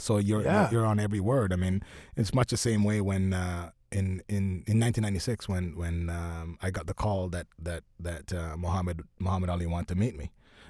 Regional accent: Oakville, Ontario, Canada; also born or lived in Jamaica; I'm from Oakville.

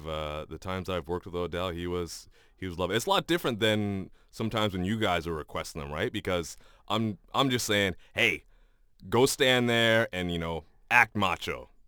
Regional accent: Canada; One, being a Canadian and a hockey fan, it's upsetting when the team you love and cheer for doesn't do well.

